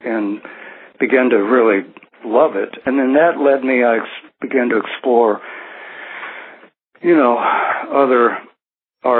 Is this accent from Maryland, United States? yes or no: no; Burlington, Iowa, United States; I was born in Burlington, Iowa, which sits on the Mississippi River